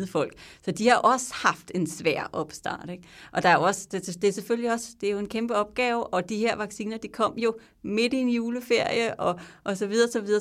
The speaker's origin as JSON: {"language": "Danish", "country": "Denmark", "moved": "yes", "lives_now": "Belgium", "said": "man sidder der som dansker"}